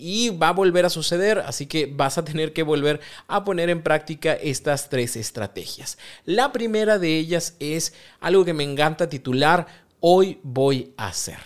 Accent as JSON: {"language": "Spanish", "country": "Mexico", "said": "Como buen mexicano"}